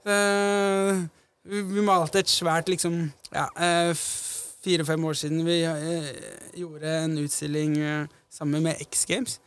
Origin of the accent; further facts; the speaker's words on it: Oslo, Norway; jeg vokste opp på Majorstad